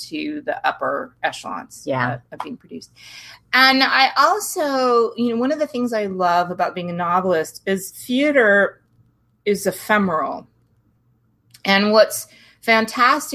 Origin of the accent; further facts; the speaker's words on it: San Diego, California, United States; also born or lived in Bogota, Colombia / Washington State; I grew up in San Diego